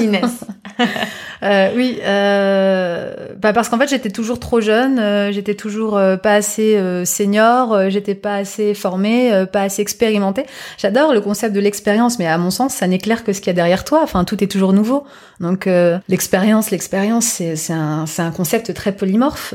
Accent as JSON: {"language": "French", "region": "Normandy", "country": "France", "tie": "born or raised there", "said": "j'ai été élevée, j'ai grandi en Normandie"}